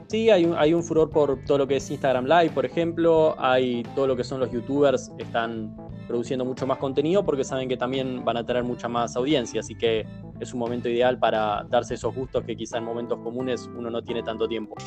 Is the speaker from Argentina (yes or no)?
yes; Argentina; acá en la Argentina